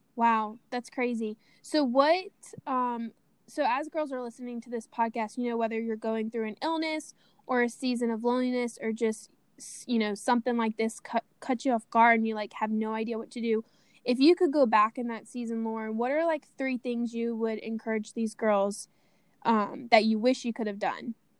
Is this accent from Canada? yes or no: no; Baton Rouge, Louisiana, United States; my hometown, Baton Rouge, Louisiana